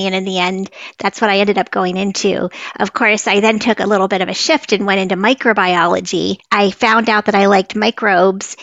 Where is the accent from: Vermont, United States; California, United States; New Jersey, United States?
Vermont, United States; northern; I grew up in northern Vermont, right up near the Canadian border